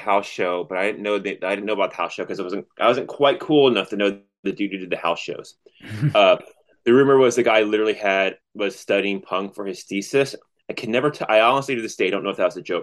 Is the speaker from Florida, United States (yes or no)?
yes; Orlando, Florida, United States; also born or lived in Columbia, Missouri; I'm from Orlando, Florida, and went to college in Columbia, Missouri